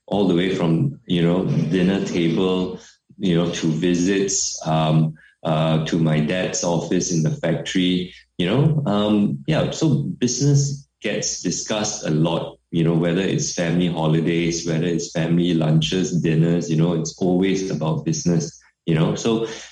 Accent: Malacca City, Malacca, Malaysia; growing up in Melaka, it was a simple life

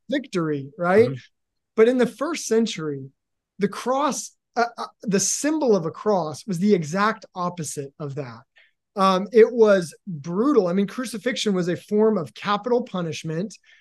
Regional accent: Seattle, Washington, United States; I am from Seattle too

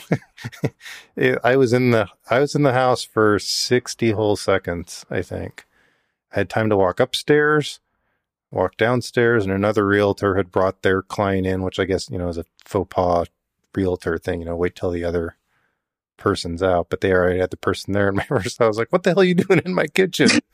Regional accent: Yakima, Washington, United States; I grew up in Yakima

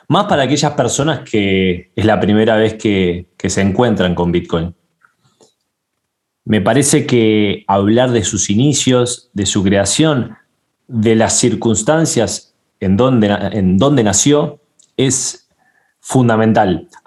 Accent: Panama; de Panamá

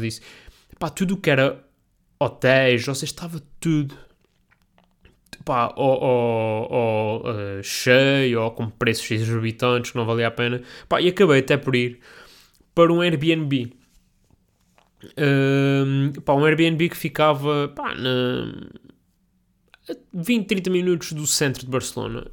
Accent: Portugal; Sou português

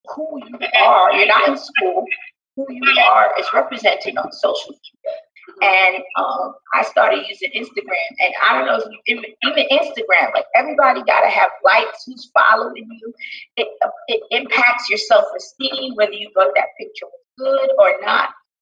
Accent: New York City, New York, United States; I was born and raised in Brooklyn

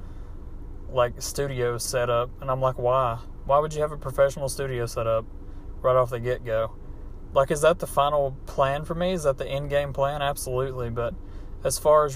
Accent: United States; accent: hillbilly; my hillbilly accent

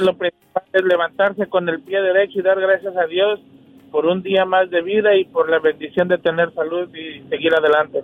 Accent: Palpan, Morelos, Mexico; Mi pueblo se llama Palpan, Morelos

